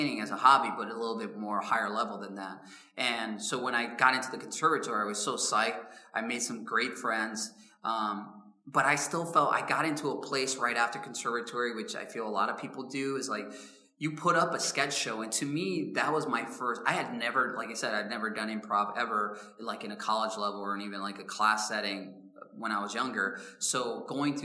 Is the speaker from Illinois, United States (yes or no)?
yes; Chicago, Illinois, United States; I'm from South Side of Chicago